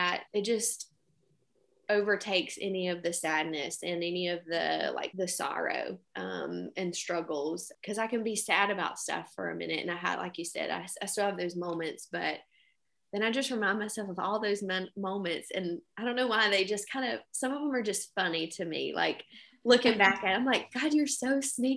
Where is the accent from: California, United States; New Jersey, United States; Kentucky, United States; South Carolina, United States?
South Carolina, United States; Anderson; now in Greenwood, United States; I am originally from Anderson, South Carolina